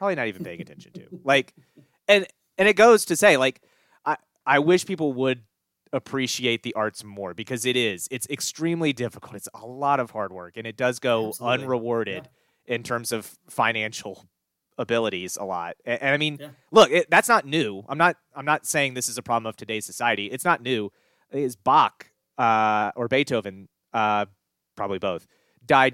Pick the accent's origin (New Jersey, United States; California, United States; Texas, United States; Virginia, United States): Virginia, United States; Frederick County; where I grew up in Frederick County